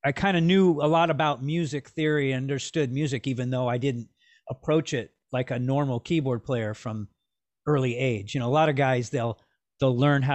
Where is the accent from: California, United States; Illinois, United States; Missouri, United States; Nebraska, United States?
California, United States; Los Angeles; Born and raised in Los Angeles